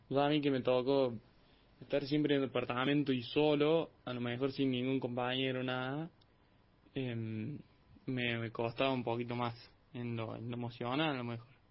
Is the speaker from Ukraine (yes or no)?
no; General Cabrera, Córdoba, Argentina; acá en, mi pueblo, en Cabrera